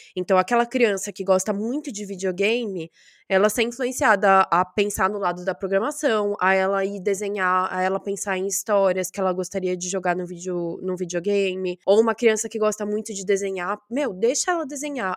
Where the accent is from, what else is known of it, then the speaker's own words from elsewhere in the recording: Brazil; moved away as an adult; quando eu saí do Brasil